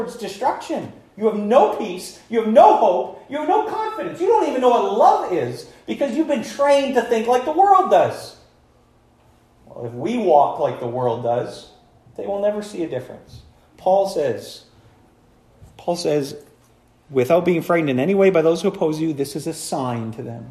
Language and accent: English; United States; I'm an American